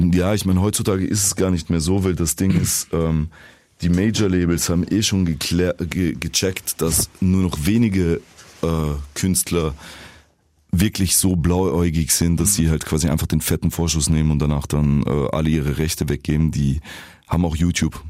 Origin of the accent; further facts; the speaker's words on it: Vienna, Austria; accent: Viennese; So als Wiener. Ich habe nie etwas anderes repräsentiert außer Wien